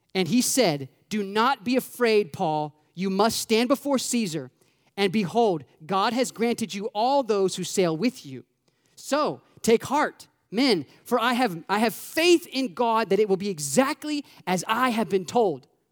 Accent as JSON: {"language": "English", "region": "Florida", "country": "United States", "moved": "yes", "lives_now": "Indiana, United States", "said": "I'm from Florida"}